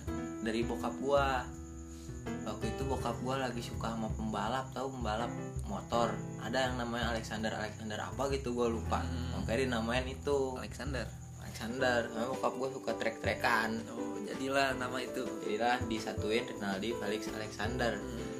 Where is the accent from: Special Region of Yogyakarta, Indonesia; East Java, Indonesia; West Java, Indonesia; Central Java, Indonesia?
West Java, Indonesia; Bogor; gue dari kecil di Campea SD di Campea